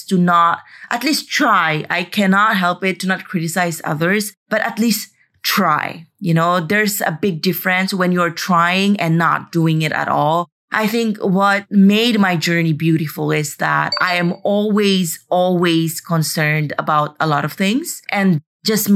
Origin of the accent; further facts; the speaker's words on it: Philippines; moved away; also born or lived in Madrid, Spain; I'm finally in the Philippines